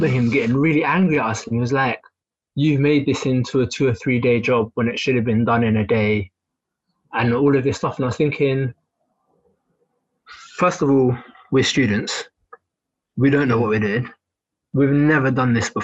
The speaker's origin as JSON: {"language": "English", "region": "England", "country": "United Kingdom", "tie": "born or raised there", "said": "I've been born and raised in England"}